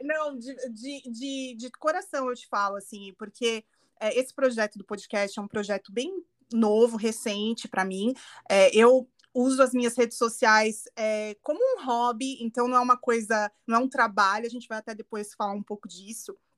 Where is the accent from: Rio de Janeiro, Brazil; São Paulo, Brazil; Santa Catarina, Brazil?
São Paulo, Brazil; Guarulhos; eu sou de Guarulhos